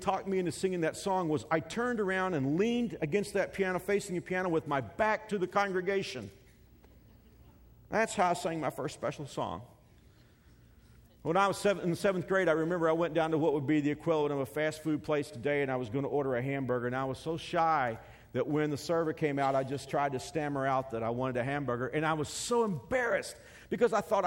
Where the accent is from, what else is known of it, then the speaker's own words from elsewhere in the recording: Texas, United States; When I grew up in Texas, my schools, the neighborhood where I was pretty close to a large Baptist seminary called Southwestern Seminary